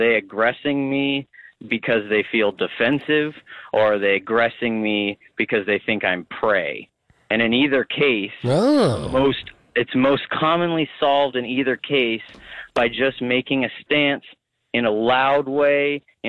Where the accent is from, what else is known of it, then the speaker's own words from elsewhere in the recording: Kodiak, Alaska, United States; I'm from Kodiak Island, home of the Kodiak Bears